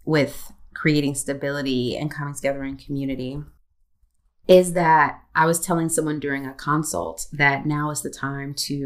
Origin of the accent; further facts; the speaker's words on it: United States; I'm also American